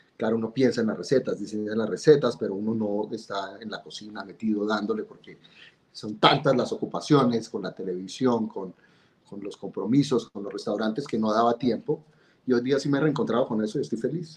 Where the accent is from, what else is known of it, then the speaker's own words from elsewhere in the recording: Bogotá, Colombia; yo nací en 1970 en Bogotá. Eh, un niño normal, cachaco completamente